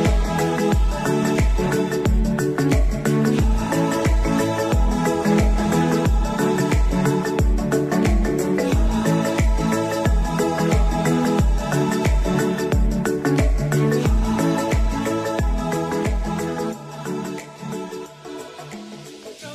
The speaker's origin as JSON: {"language": "English", "region": "Oklahoma", "country": "United States", "said": "I'm from Oklahoma originally, and that's where my family's from"}